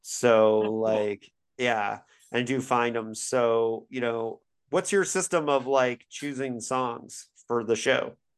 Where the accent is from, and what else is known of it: Bloomington, Indiana, United States; born or raised there; moved away; also born or lived in Syracuse, New York